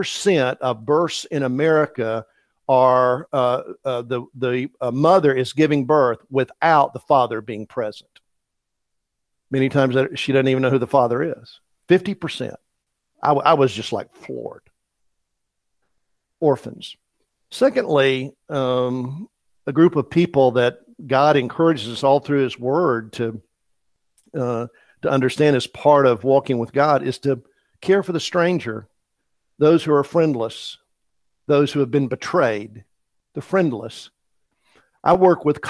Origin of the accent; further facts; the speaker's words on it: East Tennessee, United States; I grew up in East Tennessee